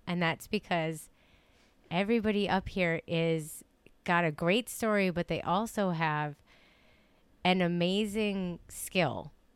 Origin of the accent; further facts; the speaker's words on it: Dollar Bay, Michigan, United States; I grew up in Dollar Bay, and so not too far from here